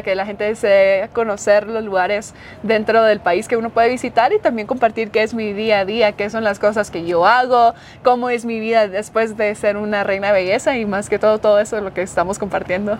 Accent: Quetzaltenango, Guatemala; mi hogar, mi tierra

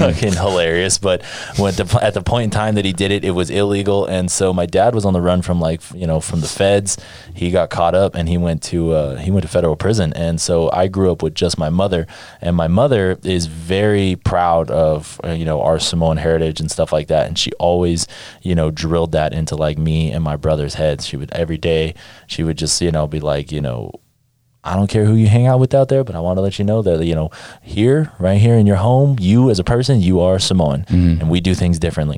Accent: Las Vegas, Nevada, United States; I was born in Nevada. I was born in Las Vegas

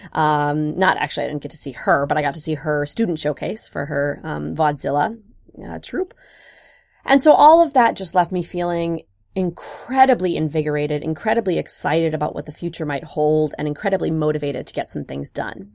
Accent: Wisconsin, United States; moved away; I grew up in Wisconsin

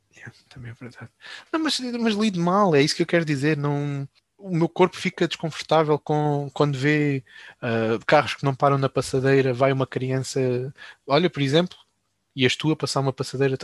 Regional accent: Alcácer do Sal, Alentejo, Portugal; accent: Alentejo; Eu sou do Alentejo, sou Alentejo. Quer dizer, eu sou de Alcácer do Sal.

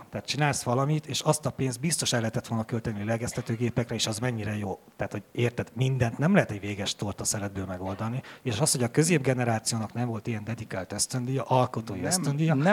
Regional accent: Transylvania, Romania; Mondom, nagyon bánt, mert én székely vagyok, és a székelyek nem

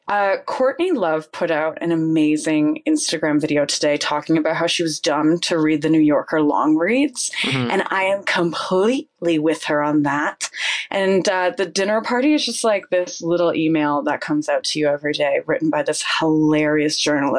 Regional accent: Cobourg, Ontario, Canada; Coburg, Ontario.

